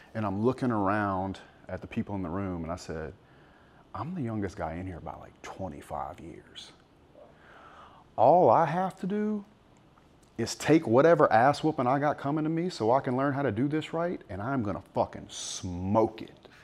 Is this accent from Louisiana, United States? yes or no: yes; South Louisiana, United States; I grew up in South Louisiana